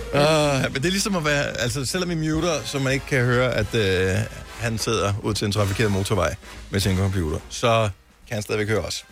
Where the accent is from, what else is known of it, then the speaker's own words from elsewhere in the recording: Funen, Southern Denmark, Denmark; moved away as an adult; now in Copenhagen, Denmark; jeg er jo selv opvokset på Fyn